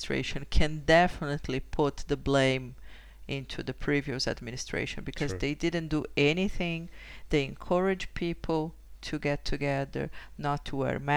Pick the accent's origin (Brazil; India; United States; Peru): Brazil; moved away; I am from an Italian family, but I was born in Brazil